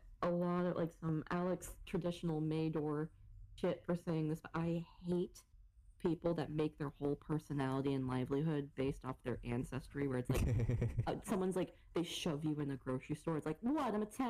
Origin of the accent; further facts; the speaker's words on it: Canada; now in Florida, United States; I'm Canadian, I have the documentation to prove it, I have birthright, it's been ever since I was born that I'm fucking Canadian